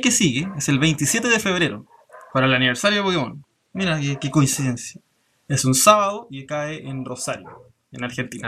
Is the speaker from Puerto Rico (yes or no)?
no; Chile; hemos tratado de ir de, como comunidad chilena